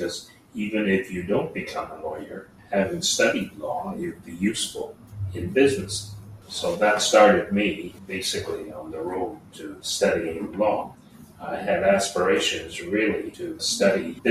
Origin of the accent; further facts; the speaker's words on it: Vancouver, British Columbia, Canada; in 1947, I went to elementary school in East Vancouver called Lord Nelson